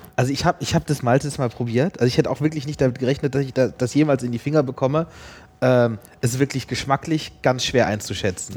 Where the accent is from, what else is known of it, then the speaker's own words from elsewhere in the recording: Southern Germany, Germany; kommen wir aus Süddeutschland